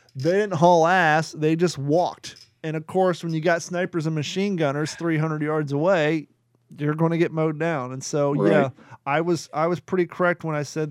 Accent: Kentucky, United States; moved away; also born or lived in Florida; I was born in Kentucky. I've lived 19 years in Florida.

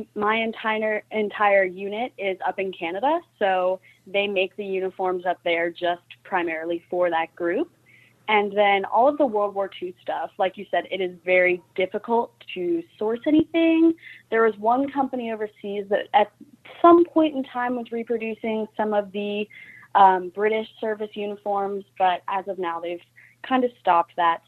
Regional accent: Fayetteville, West Virginia, United States; I was born and raised here in Fayetteville, West Virginia

